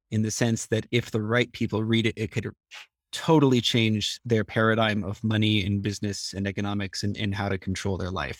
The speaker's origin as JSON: {"language": "English", "region": "California", "country": "United States", "tie": "born or raised there", "moved": "as an adult", "lives_now": "Armenia", "said": "I grew up in California"}